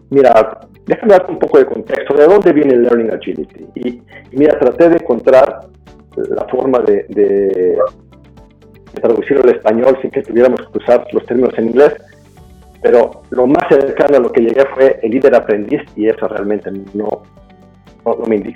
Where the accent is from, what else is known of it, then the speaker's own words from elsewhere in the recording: Puebla, Mexico; yo, yo, yo, nací en México y me crié en Puebla.